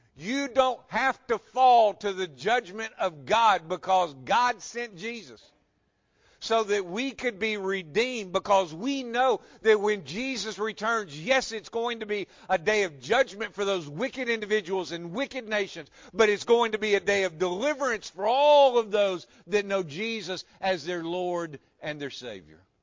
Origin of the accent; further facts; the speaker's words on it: West Tennessee, United States; I grew up in West Tennessee.